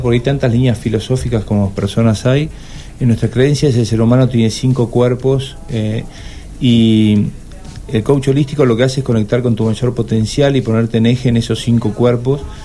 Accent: Argentina; Los argentinos somos

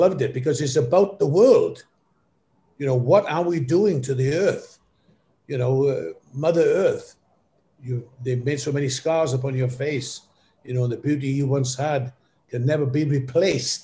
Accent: Wales, United Kingdom; moved away; also born or lived in Cardiff / London; when I was growing up in Wales

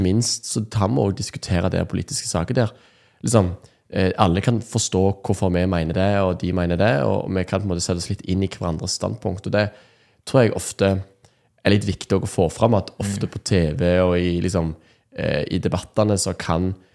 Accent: Nærbø, Rogaland, Norway; jeg kom fra Nærbø på, i Rogaland. Mm. Eh, oppvokst i en sånn, litt sånn tradisjonell eh, kristen familie

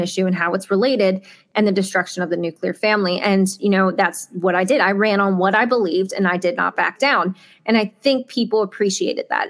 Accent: Delaware, United States; I grew up in Delaware. I love Delaware. It's my home

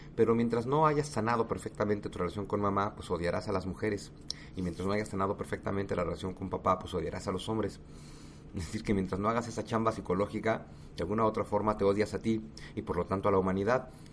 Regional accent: Mexico; todos somos mexicanos

